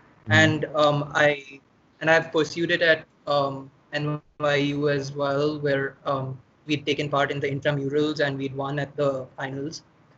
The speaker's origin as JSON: {"language": "English", "region": "California", "country": "United States", "tie": "born or raised there", "said": "I was born in California."}